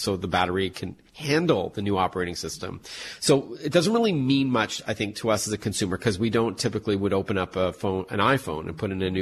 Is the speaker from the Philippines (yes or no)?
no; Canada; I'm Canadian